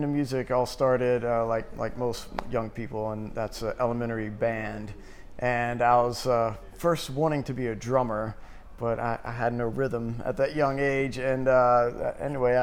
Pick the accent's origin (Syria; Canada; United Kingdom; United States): United States; Florence, South Carolina; moved away as an adult; also born or lived in New Orleans / New York / Europe; now in Columbia, United States; I came back to South Carolina as my home state. I grew up in Florence. So I'm a South Carolina boy through and through.